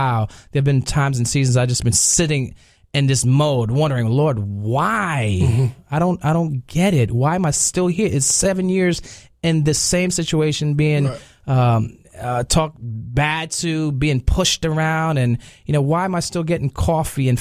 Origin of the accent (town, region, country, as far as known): New York, United States